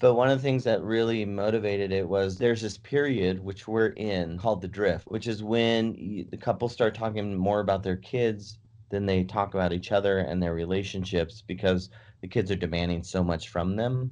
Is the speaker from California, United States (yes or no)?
yes; San Francisco, California, United States; moved away; also born or lived in Davis, California; I was living in Davis or from San Francisco